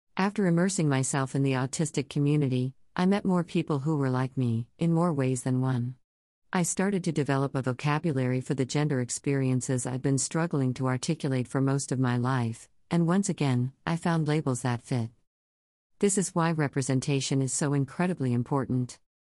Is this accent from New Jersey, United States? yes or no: no; Texas, United States; I grew up in Texas.